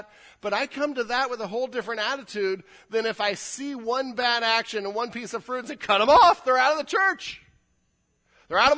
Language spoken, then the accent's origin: English; California, United States; I'm a Californian